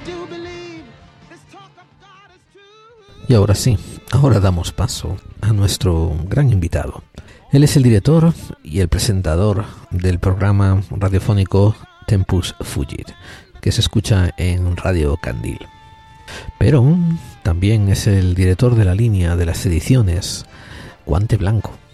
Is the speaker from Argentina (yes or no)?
no; Spain; moved away as an adult; also born or lived in United States; Yo nací en España a finales de los años sesenta o principios de los setenta, dependiendo a qué le preguntes. Y me crié a finales de la dictadura en España